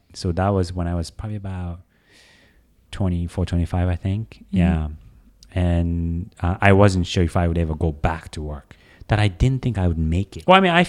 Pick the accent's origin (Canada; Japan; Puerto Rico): Japan; also born or lived in Tokyo; I come from Japan. I was born in Tokyo, but pretty quickly after my brother and I, I'm a twin.